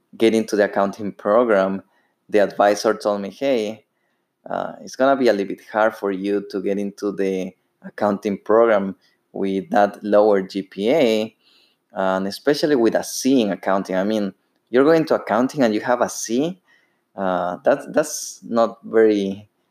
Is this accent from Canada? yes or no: no; Ecuador; English is a second language; moved away as an adult; now in United States; As you may hear, I have a, an accent. Uh, I'm actually from Ecuador. I lived over there for 21 years